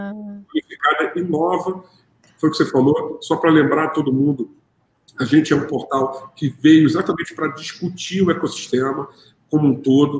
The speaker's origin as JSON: {"language": "Portuguese", "region": "Rio de Janeiro", "country": "Brazil", "said": "Como a gente fala aqui no Rio"}